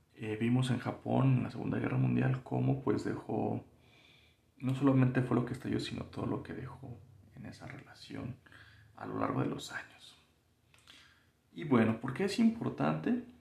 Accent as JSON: {"language": "Spanish", "country": "Mexico", "said": "nos da un sentido también de pertenencia como mexicanos, porque pues también tenemos raíces indígenas"}